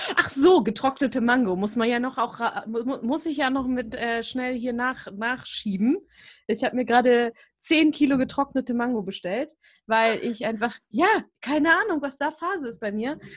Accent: Hamburg, Germany; moved away; also born or lived in Buxtehude / Berlin; Ich komme aus so einem kleinen Dorf, das letzte Dorf in Hamburg

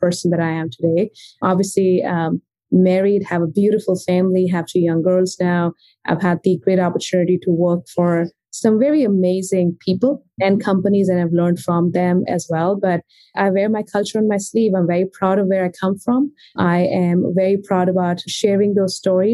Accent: India; moved away as an adult; now in Washington, D.C., United States; I grew up in India, and I was born and raised in a family with two brothers

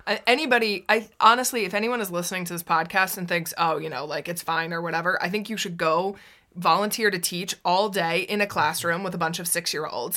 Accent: United States; now in Netherlands; I come from America

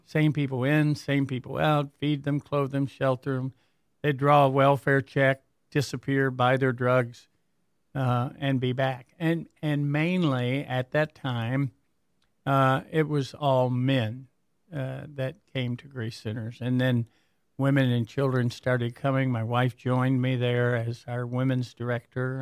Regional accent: Warren, Michigan, United States; I basically grew up in, uh, Warren

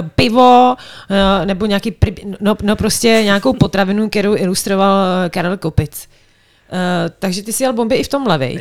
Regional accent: Czechia; tak já, eh, pocházím z Třevenic

